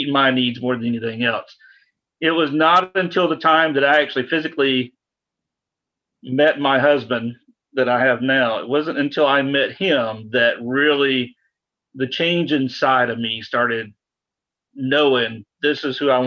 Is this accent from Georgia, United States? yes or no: yes; a small suburb south of Atlanta, Georgia, United States; I'm from Atlanta, a little bit south of Atlanta, so a very conservative area, especially being a small suburb south of Atlanta, and some very extremely conservative parents